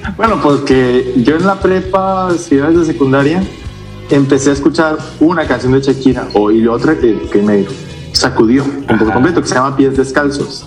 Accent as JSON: {"language": "Spanish", "town": "Culiacán", "region": "Sinaloa", "country": "Mexico", "tie": "born or raised there", "said": "soy del norte, soy de Culiacán, Sinaloa, originario de la misma ciudad de Culiacán"}